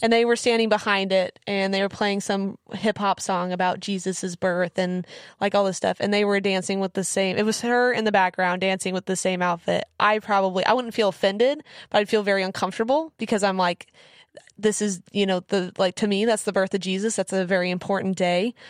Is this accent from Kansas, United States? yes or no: yes; Kansas, United States; moved away; also born or lived in Missouri; I grew up in Kansas.